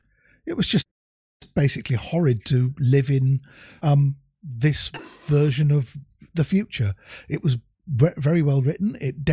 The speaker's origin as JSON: {"language": "English", "country": "Germany", "tie": "born or raised there", "said": "It reminds me of when I was growing up in Germany in the sort of 70s"}